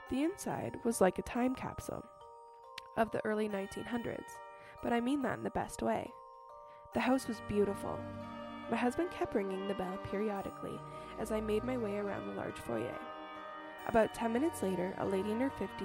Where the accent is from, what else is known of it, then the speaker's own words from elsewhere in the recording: Texas, United States; I'm from Texas